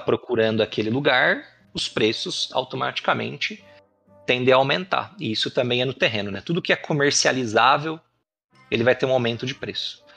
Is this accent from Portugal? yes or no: no; Salto, São Paulo, Brazil; also born or lived in Presidente Prudente; now in Itupeva, Brazil; Nasci, uhum. fui cresci lá em Salto